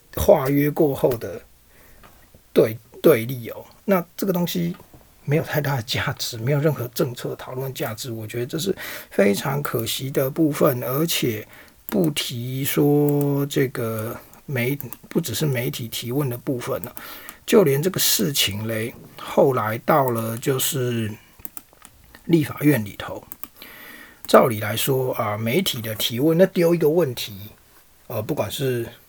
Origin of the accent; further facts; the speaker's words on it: Taiwan; 我们台湾这边